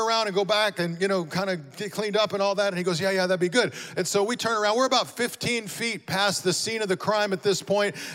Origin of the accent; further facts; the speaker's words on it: Amarillo, Texas, United States; moved away as an adult; also born or lived in Dallas area; now in Las Vegas, United States; Both my wife and I were born and raised in Amarillo, Texas